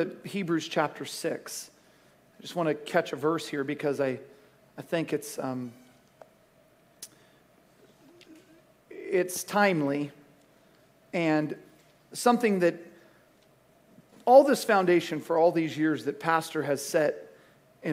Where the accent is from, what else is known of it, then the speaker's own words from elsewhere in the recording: Cottonwood, United States; we grew up in Cottonwood